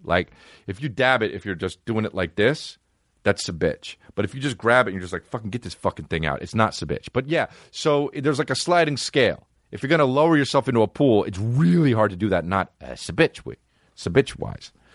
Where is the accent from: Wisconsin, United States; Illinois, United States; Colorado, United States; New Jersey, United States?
New Jersey, United States; It's my hometown, New Jersey, my home state, New Jersey